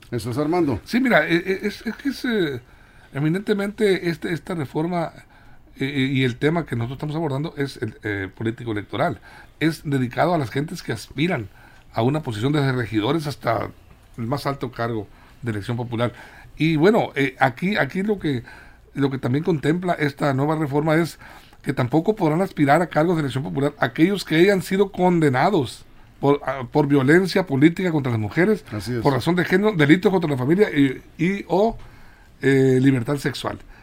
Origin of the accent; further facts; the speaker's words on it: Guamúchil, Sinaloa, Mexico; fiel a mi pueblo, Guamuchil